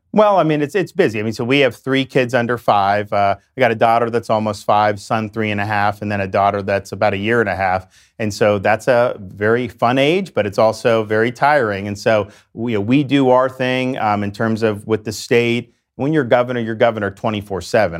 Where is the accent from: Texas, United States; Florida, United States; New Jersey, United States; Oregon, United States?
Florida, United States; Dunedin; I grew up in West Central Florida in a town called Dunedin in Pinellas County, the Tampa Bay area